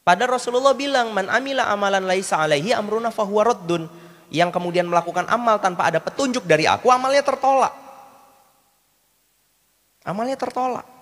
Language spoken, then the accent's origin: Indonesian; Java, Indonesia; Saya ditawarin, kan saya orang Jawa.